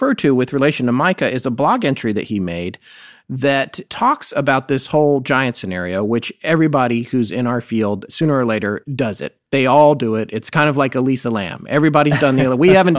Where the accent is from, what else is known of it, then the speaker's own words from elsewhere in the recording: North Carolina, United States; accent: faint accent; moved away; my home state, North Carolina.